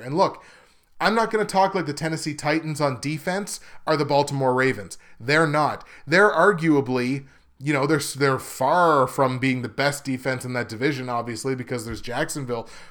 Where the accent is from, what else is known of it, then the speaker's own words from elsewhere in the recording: Canada; I'm Canadian